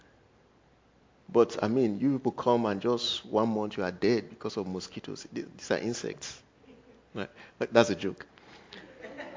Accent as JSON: {"language": "English", "country": "Nigeria", "first_language": "Igala", "second_language": "English", "moved": "yes", "said": "me, being a Nigerian"}